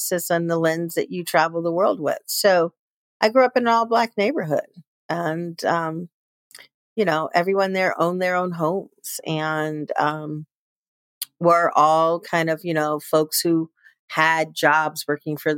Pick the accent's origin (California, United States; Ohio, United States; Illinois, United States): Illinois, United States; Chicago; moved away; I was born and raised in Chicago, Illinois